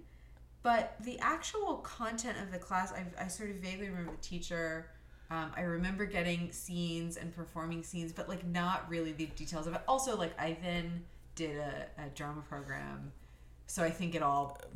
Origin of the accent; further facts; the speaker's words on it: Thornhill, Ontario, Canada; also born or lived in Tel Aviv, Israel; where we grew up together